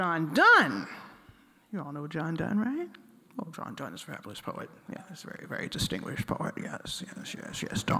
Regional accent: Philadelphia, Pennsylvania, United States; moved away as an adult; also born or lived in Boston; Growing up in Philadelphia

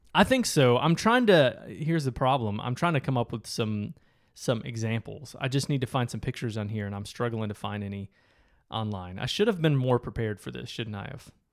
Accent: Michigan, United States; growing up in Michigan

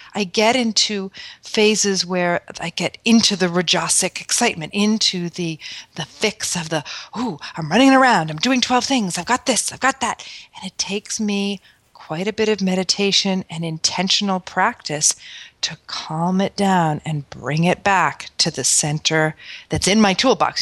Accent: New York City, New York, United States; moved away; I grew up in Manhattan

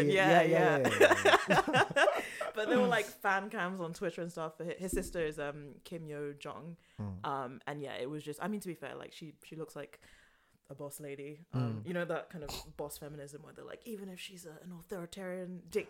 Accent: London, United Kingdom; And I was born and raised in London. I'm hardly the most, you know, Ghanaian person there is.

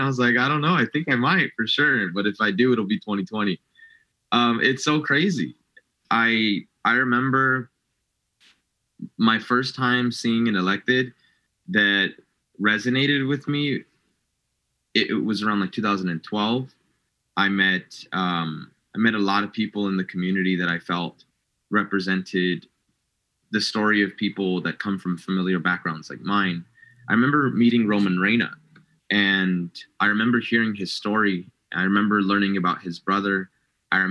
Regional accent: Santa Ana, California, United States; I was born and raised in the Artesia Pilar neighborhood. I am a fifth-generation Santa Ana resident to the city

